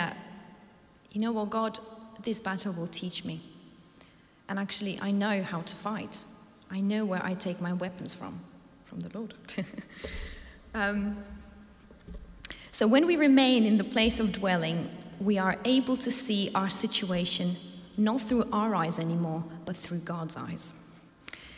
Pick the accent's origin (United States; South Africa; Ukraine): Ukraine; moved away; I come from a country called Ukraine, and I love my home. But at one point 8 years ago, I lost my home, and I had to flee my hometown